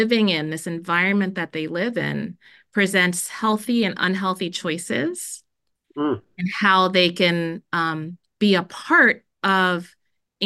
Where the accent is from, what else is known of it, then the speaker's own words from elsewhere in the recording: Miami, Florida, United States; also born or lived in Jamaica; now in Minnesota, United States; I was born in Jamaica. My parents left Jamaica and took us to Miami when I was really little